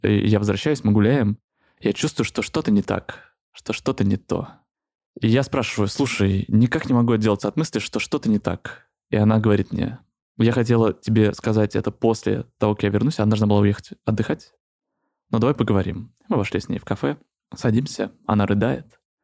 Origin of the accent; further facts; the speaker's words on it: Moscow, Russia; Я из Москвы